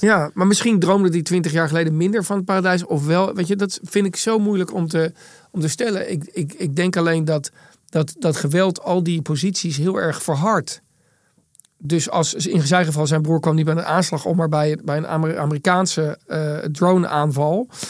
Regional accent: Netherlands

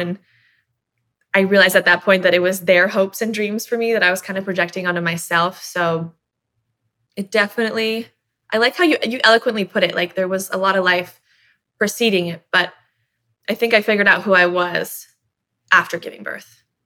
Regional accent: Miami, Tampa, Florida, United States; we moved from Miami to Tampa

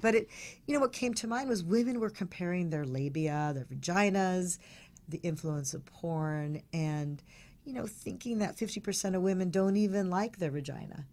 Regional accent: Palos Verdes, California, United States; I grew up in Palos Verdes

